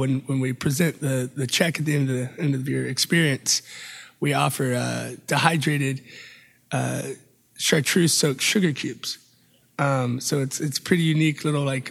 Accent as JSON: {"language": "English", "town": "Atlanta", "region": "Georgia", "country": "United States", "also_born_or_lived": "Charlotte, North Carolina / Spain", "moved": "yes", "lives_now": "San Antonio, United States", "said": "Originally Atlanta, Georgia"}